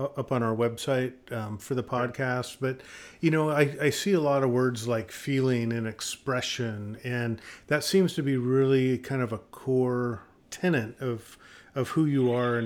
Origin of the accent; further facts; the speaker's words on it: the Northwest, Pacific Northwest, United States; growing up in the Northwest